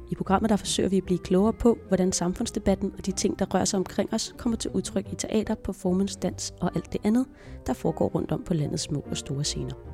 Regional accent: Copenhagen, Capital Region of Denmark, Denmark; Jeg er øh, født og opvokset øh, i Nordvestkvarteret i København

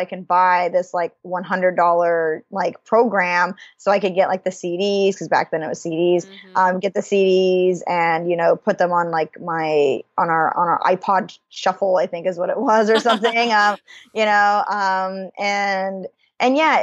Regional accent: Idaho, United States; I'm originally born and raised in Idaho

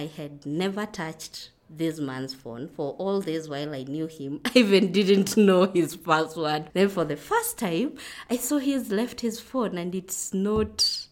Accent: Kitale, Trans-Nzoia County, Kenya; now in Nairobi, Kenya; We come from Kitale. That's where my home is. But now I'm living in Nairobi.

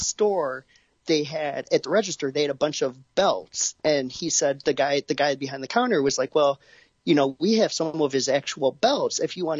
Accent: Detroit, Michigan, United States; 23 was neat to go to because it was obviously my hometown.

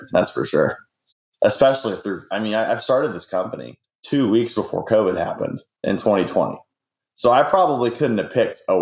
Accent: Northwest Oklahoma, United States; I grew up in Northwest Oklahoma

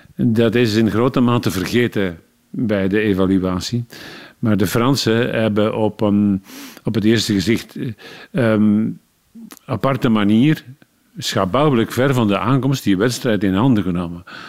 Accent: Leuven, Flanders, Belgium; En als Leuvenaar, ik ben in Leuven geboren

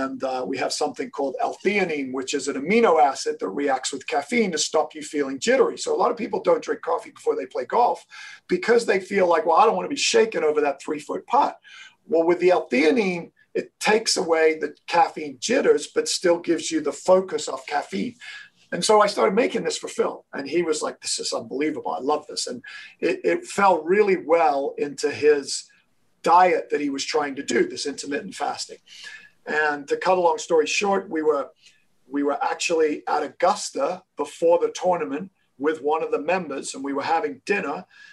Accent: Kenya; also born or lived in England, United Kingdom; I was born in England. I was raised in Kenya. And Kenya is one of the biggest coffee growing places in the world.

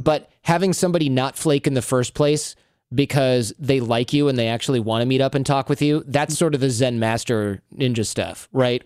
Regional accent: Michigan, United States; when I grew up in Michigan

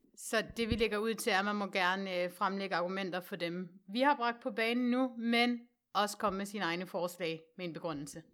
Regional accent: West Jutland, Central Denmark Region, Denmark; nu er jeg jo fra Vestjylland

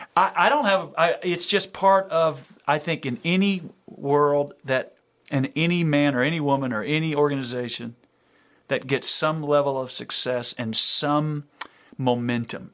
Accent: Louisiana, United States; I'm from in Louisiana

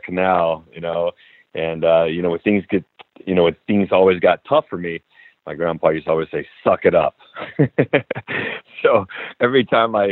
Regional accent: San Diego, California, United States; being born and raised in San Diego

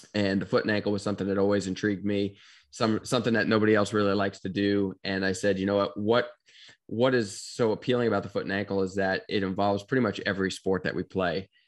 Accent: Bethpage, New York, United States; now in Gainesville, United States; grew up in New York, uh, Long Island, New York specifically

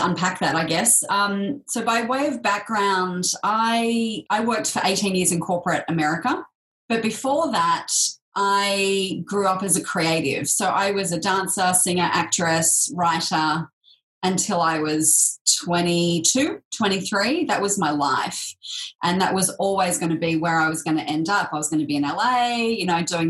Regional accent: Sydney, New South Wales, Australia; So that was in the sort of outskirts of Sydney

